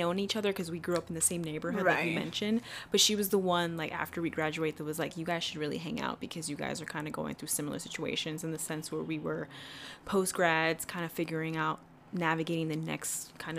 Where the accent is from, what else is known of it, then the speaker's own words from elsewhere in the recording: New York City, New York, United States; moved away as an adult; now in Jersey City, United States; I'm 100% Ecuadorian. I grew up in Washington Heights in New York